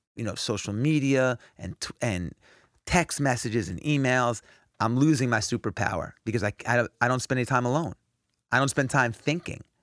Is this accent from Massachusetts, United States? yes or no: no; New York, United States; I grew up in New York